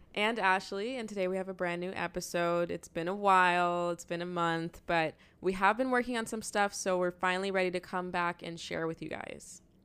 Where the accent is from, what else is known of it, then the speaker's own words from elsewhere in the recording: Toronto, Ontario, Canada; we're from Toronto